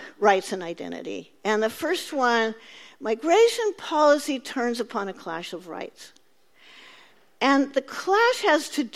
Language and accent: English; Central Valley, California, United States; I grew up in California. I grew up in the Central Valley